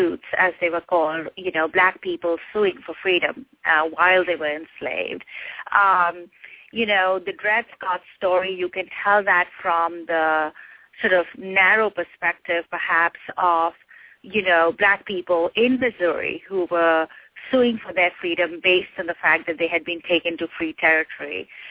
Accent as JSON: {"language": "English", "country": "India", "tie": "born or raised there", "moved": "yes", "lives_now": "United States", "said": "growing up in India, we heard a lot about the civil rights movement"}